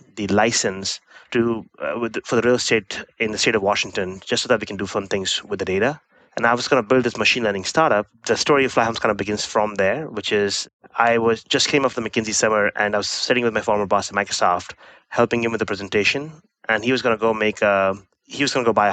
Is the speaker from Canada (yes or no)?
no; India; moved away as an adult; I grew up in India, did my undergraduate from one of the IITs